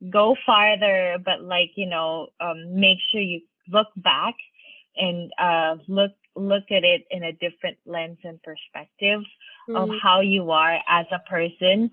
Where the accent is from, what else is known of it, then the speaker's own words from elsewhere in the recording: Manila, Metro Manila, Philippines; moved away as an adult; now in United States; I grew up in Manila